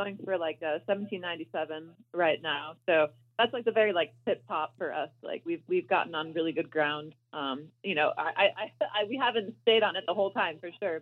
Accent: Alaska, United States; I grew up in Alaska

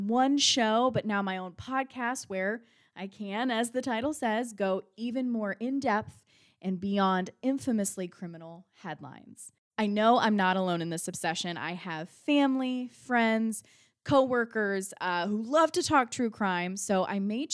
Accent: Georgia, United States; I'm from Georgia

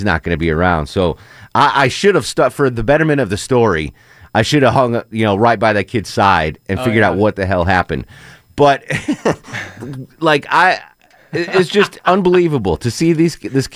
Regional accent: Connecticut, United States; born or raised there; moved away

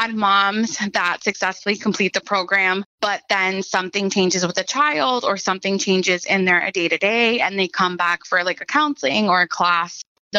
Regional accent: Miami, Florida, United States; I grew up in Miami, right? I was a teenager here. I know what that's like.

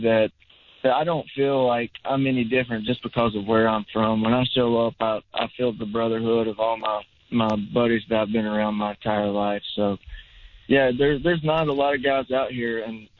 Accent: North Carolina, United States; I grew up in North Carolina pretty much ever since I graduated high school, and there was a lot of bull riders at that point in time.

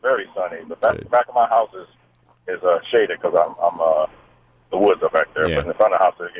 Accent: Florida, United States; now in Gwinnett County, United States; I've been in Gwinnett about 6 years, and I'm originally from Florida, so I'm used to having real nice green grass

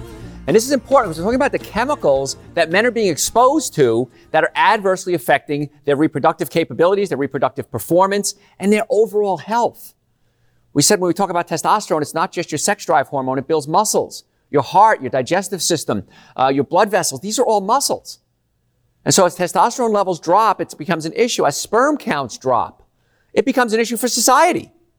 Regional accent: Louisiana, United States; But we grew up in Cancer Alley because the cancer rates are just outrageously high.

